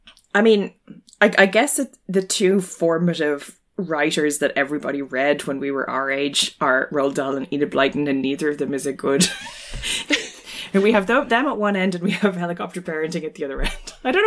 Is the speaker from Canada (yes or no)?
no; Ireland; also born or lived in Hong Kong; possibly because I was from Ireland and possibly also because I lived in Hong Kong